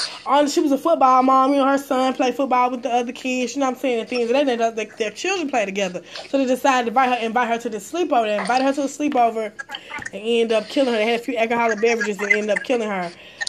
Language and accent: English; New York, United States; I had to let him know, like, I'm from New York.